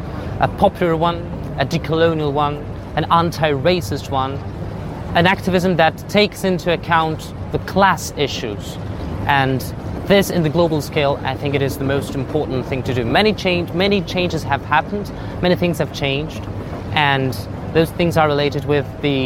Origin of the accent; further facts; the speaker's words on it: Buenos Aires, Argentina; English is a second language; My message to world leaders as Argentinian, I'm from Buenos Aires, I'm from a country that right now has near it's half of the, of its population in poverty.